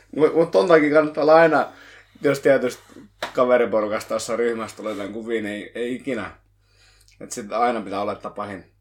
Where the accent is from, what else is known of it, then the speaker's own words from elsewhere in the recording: Lohja, Uusimaa, Finland; kun mä olen Lohjalta